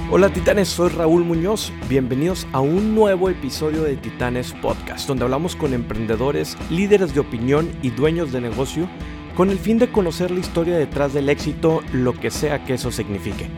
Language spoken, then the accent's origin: Spanish; Matamoros, Tamaulipas, Mexico; moved away as an adult; now in Monterrey, Mexico; De Matamoros